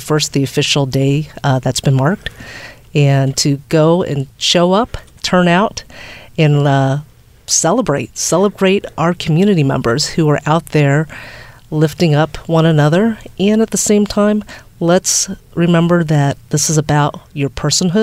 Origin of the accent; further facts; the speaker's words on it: Virginia, United States; Virginia's my home state.